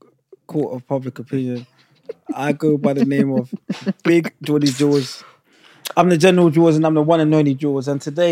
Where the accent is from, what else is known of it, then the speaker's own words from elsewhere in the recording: Greendale, Saint Catherine, Jamaica; we're from Greendale.